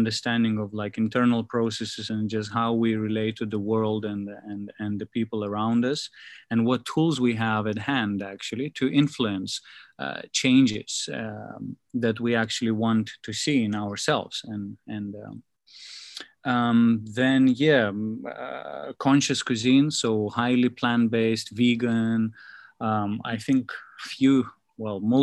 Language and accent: English; Lithuania; now in Asia; I'm in from Lithuania